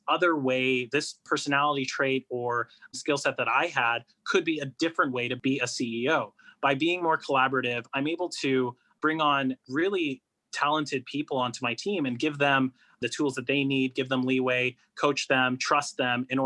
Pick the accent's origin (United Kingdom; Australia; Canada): Canada; Toronto, Ontario; I was born and raised in Toronto in Canada